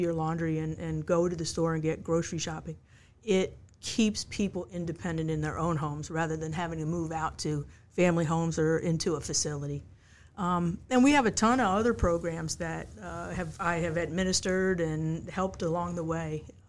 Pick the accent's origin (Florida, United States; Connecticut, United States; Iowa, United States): Connecticut, United States; I came here from Connecticut to go to what I know as Mary Washington College, and graduated in 1985 from there